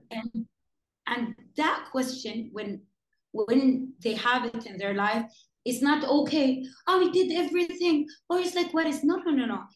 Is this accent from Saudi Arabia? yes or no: yes; Jeddah, Makkah Province, Saudi Arabia; my hometown Jeddah